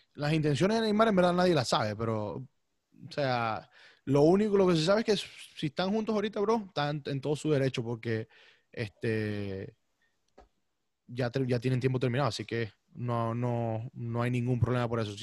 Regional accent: Maracaibo, Zulia, Venezuela; accent: maracucho; yo hablo maracucho, o sea, de por sí. Y me siento orgulloso de eso

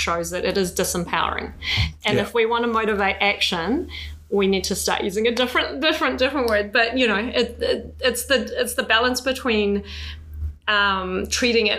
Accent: Iran; now in New Zealand; I come from Iran and my parents were political asylum seekers who were granted refugee status here.

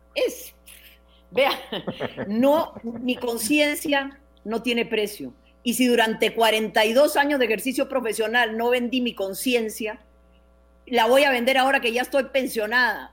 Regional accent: Costa Rica

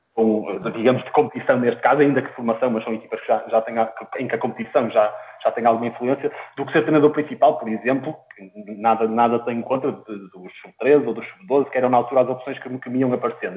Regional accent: Porto, Norte, Portugal; eu sou natural do Porto, mais propriamente da, da cidade das Antas

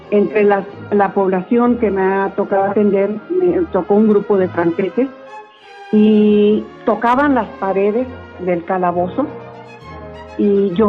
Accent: Chihuahua, Mexico; nos da identidad como chihuahuenses, como mexicanos

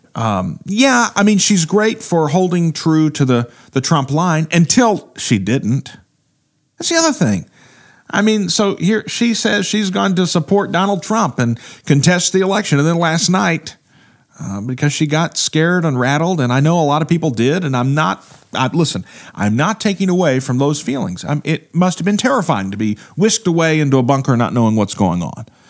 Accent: Midwest, United States; the roots of growing up in the Midwest

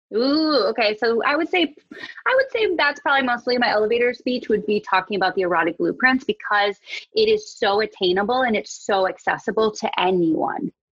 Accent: Wisconsin, United States; moved away; I'm from Wisconsin, uh, I was in my childhood bedroom

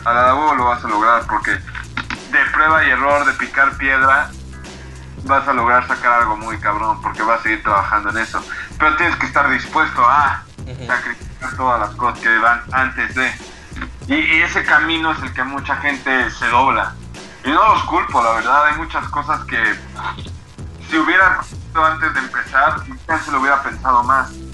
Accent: Mexico; nosotros como artistas mexicanos

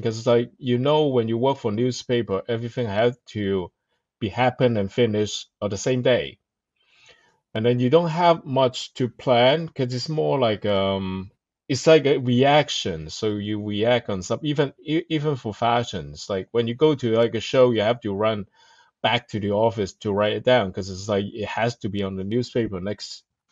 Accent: Hong Kong; moved away; I come from Hong Kong and then I start on newspaper

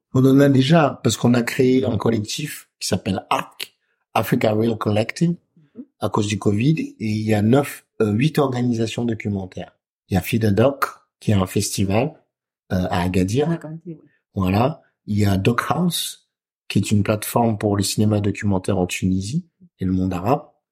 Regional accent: Comoros; chez nous, au Comores

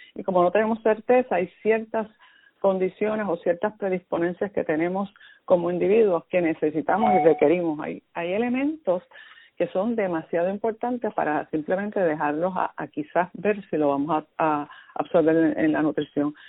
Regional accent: Puerto Rico; nosotros somos parte de Estados Unidos

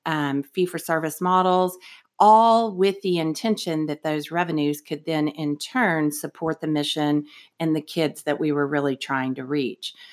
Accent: Austin, Texas, United States; So we grew up here in Austin, Texas, um, and we are a national organization.

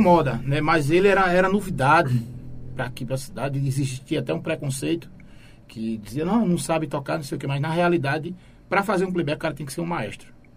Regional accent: Pedra de Fogo, Paraíba, Brazil; also born or lived in São Paulo / Itambé / Goiânia; Sou natural de São Paulo, porém me criei nessas duas cidades, vivi aqui e até hoje vivo é, desde os meus seis anos de idade, mais, mais precisamente na zona rural de Pedra de Fogo

